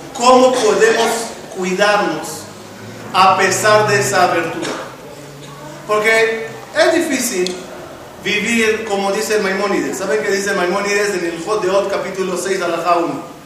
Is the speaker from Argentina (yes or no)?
no; Israel; born or raised there; now in Mexico